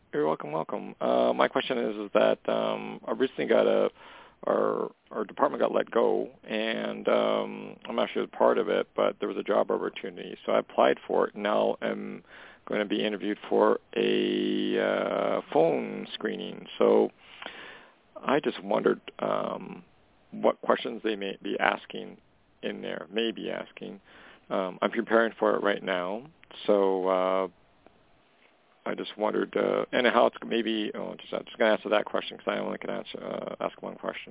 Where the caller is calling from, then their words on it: Canada; calling from Canada.